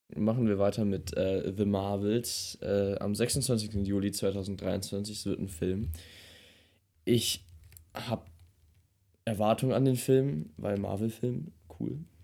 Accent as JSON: {"language": "German", "country": "Germany", "said": "als Deutscher"}